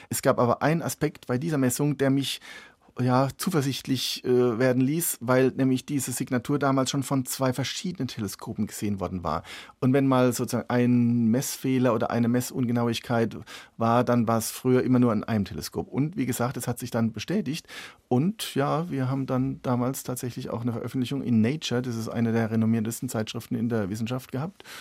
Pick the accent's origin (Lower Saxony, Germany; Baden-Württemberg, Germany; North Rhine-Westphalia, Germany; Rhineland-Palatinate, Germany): Rhineland-Palatinate, Germany; ich komme aus der Pfalz, aus einer Weingegend, wir haben selber Weinberge